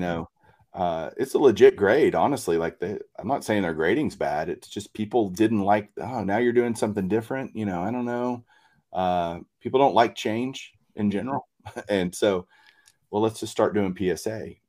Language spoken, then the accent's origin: English; Texas, United States; I grew up here in Texas